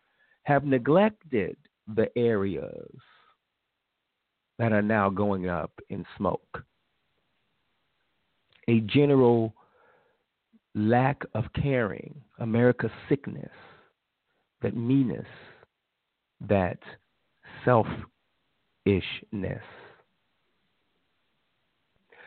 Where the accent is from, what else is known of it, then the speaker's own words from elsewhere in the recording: Chicago, Illinois, United States; moved away; I was from Chicago